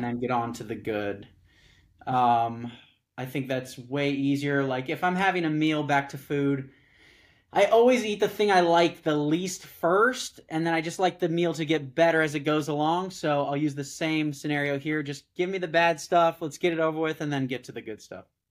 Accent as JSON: {"language": "English", "region": "Southern California", "country": "United States", "said": "I'm from Southern California, where I live now"}